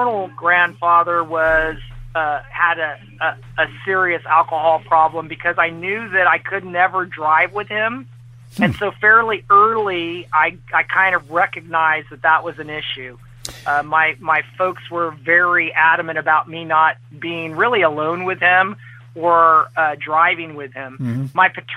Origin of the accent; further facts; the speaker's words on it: Central Valley of California, United States; now in Lexington, United States; I grew up in the Central Valley of California